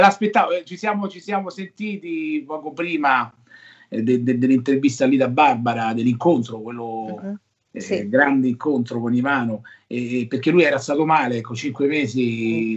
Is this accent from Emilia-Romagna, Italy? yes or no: no; Rocca Priora, Lazio, Italy; al mio piccolo paesino, Rocca, Rocca Priore, ai castelli romani, vicino Fascati